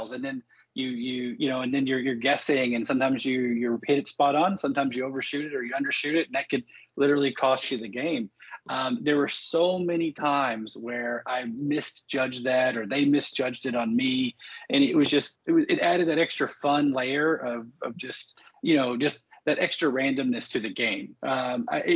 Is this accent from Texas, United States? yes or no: yes; Texas, United States; I'm from Texas